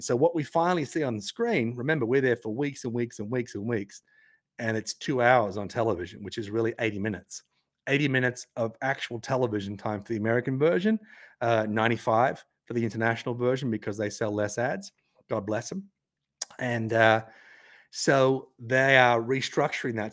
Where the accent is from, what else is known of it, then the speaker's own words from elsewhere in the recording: Tasmania, Australia; accent: Australian, Tasmanian; my Australian accent, my Tasmanian guttural intonations